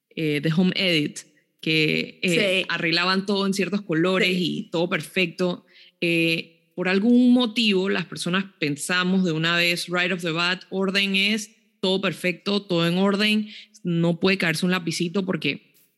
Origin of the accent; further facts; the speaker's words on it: Panama; moved away; una de las instituciones desde Panamá que, pues me ayudó muchísimo a mí también a cumplir sueños fue el IFARU